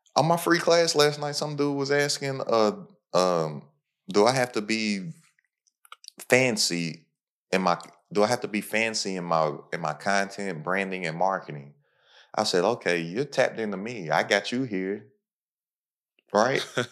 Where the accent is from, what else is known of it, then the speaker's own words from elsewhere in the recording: Lexington, Kentucky, United States; I'm from Lexington, Kentucky, literally the tippy top of Kentucky